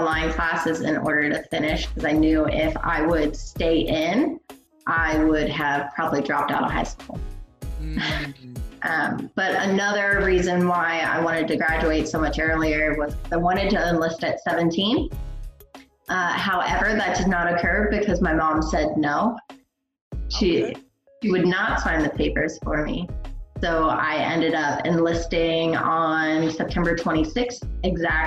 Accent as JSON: {"language": "English", "town": "Hanover", "region": "Pennsylvania", "country": "United States", "tie": "born or raised there", "moved": "as an adult", "said": "I was born and raised there until I hit 18"}